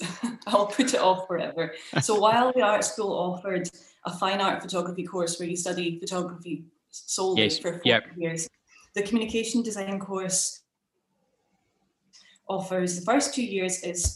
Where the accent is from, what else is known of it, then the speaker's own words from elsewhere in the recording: Orkney Islands, Scotland, United Kingdom; moved away as an adult; also born or lived in Scottish Borders; now in Glasgow, United Kingdom; I'm originally from the Orkney Islands, right off the north coast of Scotland, but I grew up sort of half in the Scottish borders, returned home age 9